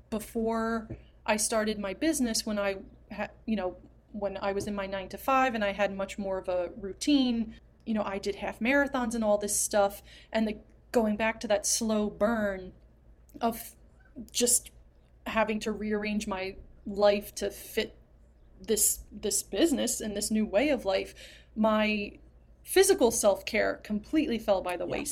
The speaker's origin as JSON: {"language": "English", "region": "New Jersey", "country": "United States"}